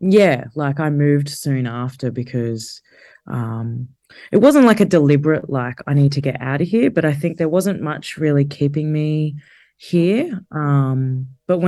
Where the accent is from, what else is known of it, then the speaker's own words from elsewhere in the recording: Geelong, Victoria, Australia; I grew up in Geelong in like the very late 80s, early 90s